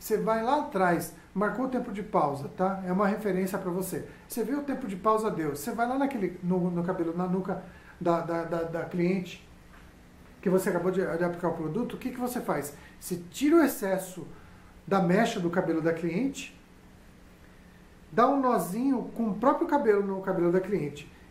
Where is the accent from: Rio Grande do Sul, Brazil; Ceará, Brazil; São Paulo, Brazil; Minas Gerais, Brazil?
São Paulo, Brazil; sou aqui de São Paulo, trabalho e moro aqui, né, em São Paulo